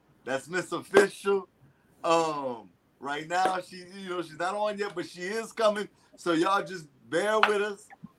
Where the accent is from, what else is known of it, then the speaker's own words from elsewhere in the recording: Louisiana, United States; Y'all know I'm from Louisiana, too.